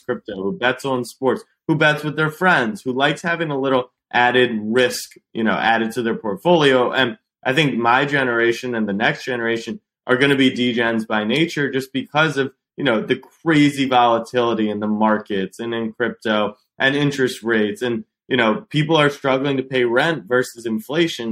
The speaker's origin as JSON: {"language": "English", "town": "Baltimore", "region": "Maryland", "country": "United States", "tie": "born or raised there", "also_born_or_lived": "Austin, Texas", "moved": "as an adult", "said": "I'd grown up going to Ravens games, Orioles"}